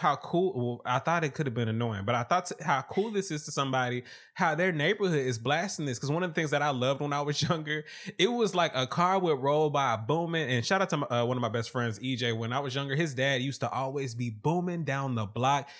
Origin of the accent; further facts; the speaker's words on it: the South, United States; I'm from the South